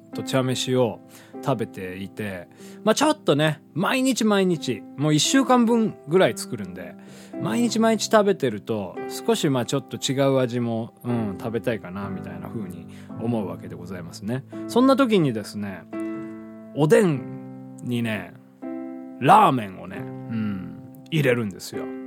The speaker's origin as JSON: {"language": "Japanese", "region": "Hiroshima", "country": "Japan", "tie": "born or raised there", "said": "地元の広島で組んでいたバンド"}